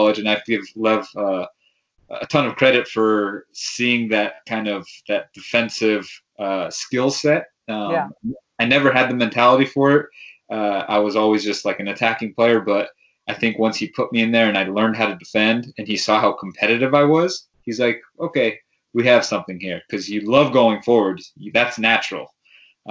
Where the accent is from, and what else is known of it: San Jose, California, United States; born or raised there